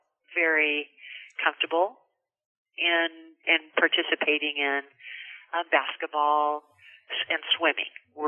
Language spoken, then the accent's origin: English; Visalia, California, United States; moved away as an adult; also born or lived in San Luis Obispo County, California; now in Grover Beach, United States; I grew up in Visalia, California, which is in the heart of California between Bakersfield and Fresno, an agricultural town.